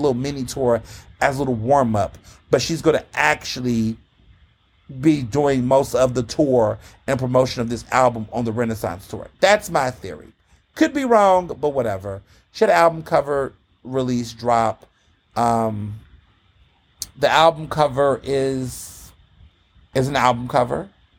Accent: Houston, Texas, United States; I grew up in Houston.

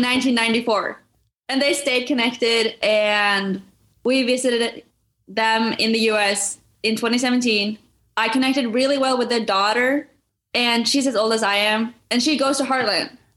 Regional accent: Norway; moved away as an adult; now in United States; I was born and raised in Norway

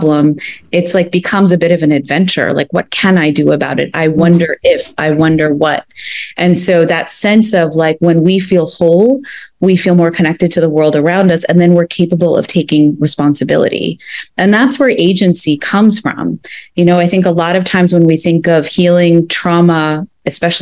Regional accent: United States; I grew up in the United States, but my family emigrated from India like about 50 years ago

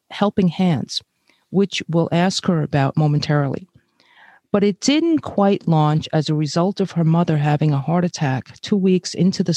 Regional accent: New York City, New York, United States; born or raised there; also born or lived in Brazil

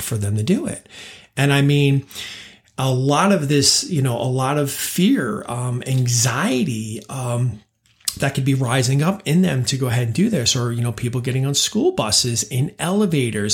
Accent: New York, United States; also born or lived in California / London; now in Charlotte, United States; I grew up in New York

